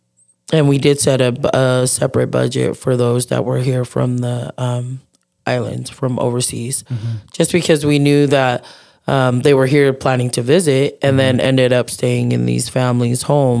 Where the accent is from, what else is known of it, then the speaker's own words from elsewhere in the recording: United States; I was born here in the States